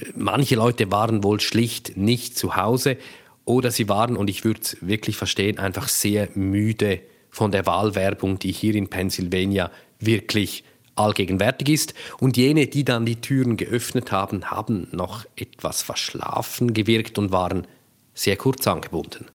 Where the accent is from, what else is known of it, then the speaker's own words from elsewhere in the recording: Switzerland; now in United States; als Schweizerinnen und Schweizer